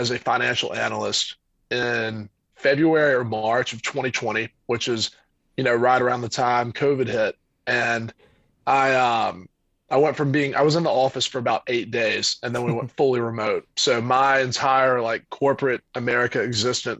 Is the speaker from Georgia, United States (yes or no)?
yes; Tifton, Georgia, United States; moved away as an adult; now in Atlanta, United States; I'm from a little town called Tifton, Georgia, in South Georgia